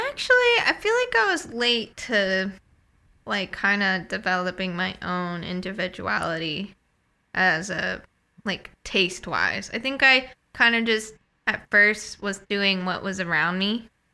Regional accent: New England, United States; moved away as an adult; also born or lived in Midwest; I was born and raised in New England

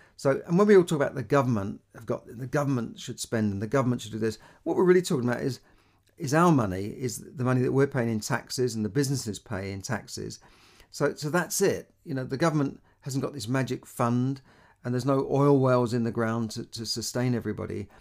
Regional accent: London, United Kingdom; born or raised there

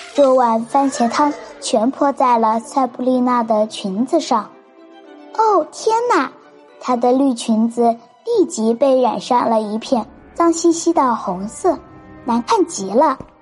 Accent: Ganzhou, Jiangxi, China; 我是来自江西省赣州市的

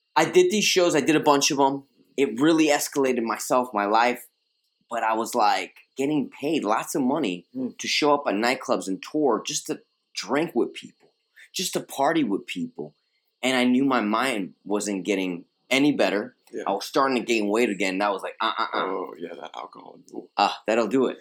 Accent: New York City, New York, United States; first language Spanish; English is a second language; I was uh, born and raised in Queens, uh, Queens, New York.

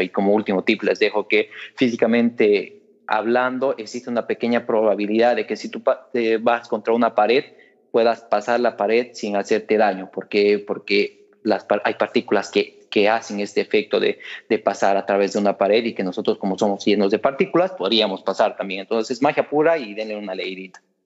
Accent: Bolivia; como bolivianos

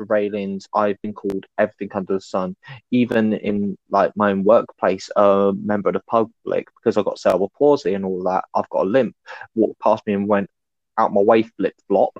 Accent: United Kingdom; I'm British

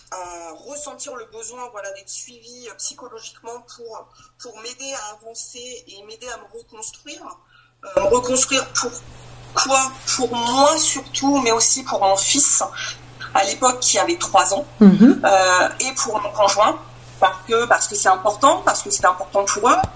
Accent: Grand Est, France; j'ai 44 ans, je suis de la Marne.

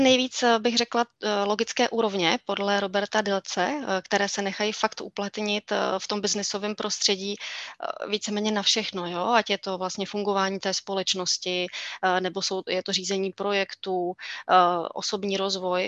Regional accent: East Bohemia, Czechia; Lipchavy jsou ve východních Čechách, odkud pocházím.

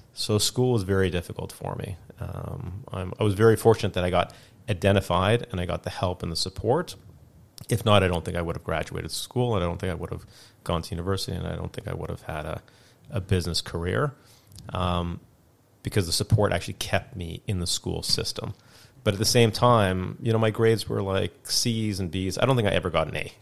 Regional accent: Canada; also born or lived in South Africa; I was originally born in South Africa, mm-hmm. and then I moved to Canada when I was five.

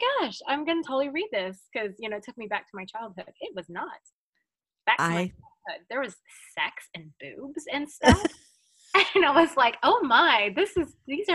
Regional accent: Manila, Metro Manila, Philippines; English is a second language; moved away; English is my second language. Mm-hmm. And so I knew how to speak a lot of English just because I went to an international school when I was in Manila growing up there

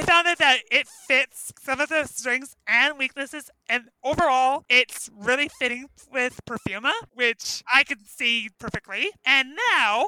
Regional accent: Canada; I am a Canadian

